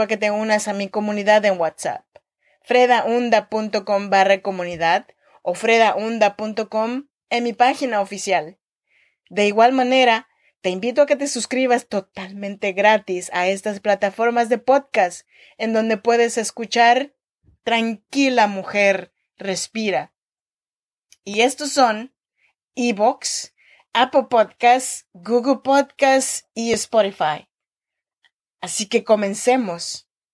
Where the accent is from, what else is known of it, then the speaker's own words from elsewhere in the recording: Chinantla region, Oaxaca, Mexico; now in Sacramento, United States; soy mexicana y oaxaqueña de la región chinanteca.